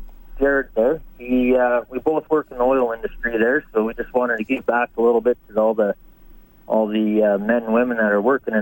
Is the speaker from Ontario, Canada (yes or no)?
no; Edson, Alberta, Canada; I'm from Edson, Alberta.